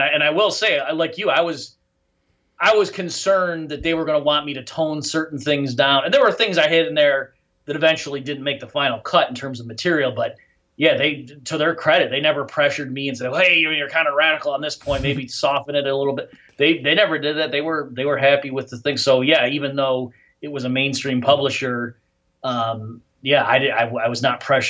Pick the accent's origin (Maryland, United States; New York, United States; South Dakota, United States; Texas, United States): New York, United States; upstate; accent: Midwest, Great Lakes; moved away; also born or lived in Michigan / Nashville, Tennessee; I'm from upstate New York